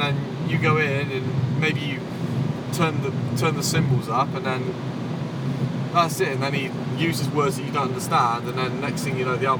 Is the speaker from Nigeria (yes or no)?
no; West Midlands, United Kingdom; I'm from the West Midlands, right?